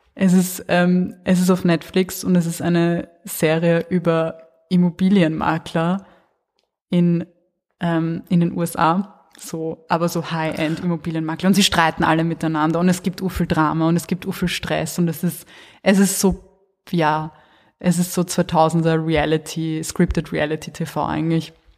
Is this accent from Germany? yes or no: no; Wiener Neustadt, Lower Austria, Austria; da wo ich aufgewachsen bin, in Wiener Neustadt und Umgebung